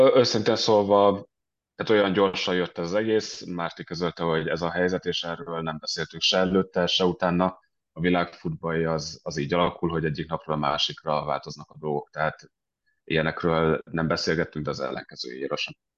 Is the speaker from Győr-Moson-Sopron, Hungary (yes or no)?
no; Budapest, Hungary; moved away as an adult; also born or lived in London / Denmark; now in Stockholm, Sweden; szinte egész életemben Budapesten éltem, előtte éltem Londonban